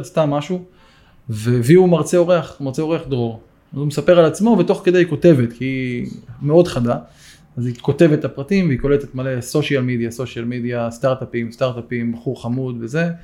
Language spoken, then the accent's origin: Hebrew; Eilat, Southern District, Israel; moved away as an adult; now in Kfar Sirkin, Israel; במקור גדלתי באילת